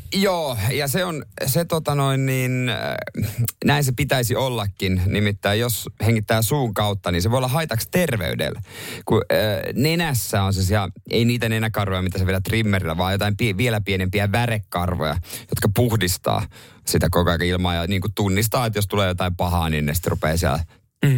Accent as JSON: {"language": "Finnish", "town": "Seinäjoki", "region": "South Ostrobothnia", "country": "Finland", "tie": "born or raised there", "said": "mä oon ihan syntyperäinen Seinäjokinen"}